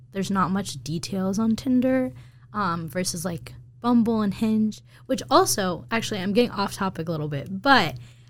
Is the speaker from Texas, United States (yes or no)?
no; Boston, Massachusetts, United States; moved away; I am from Boston.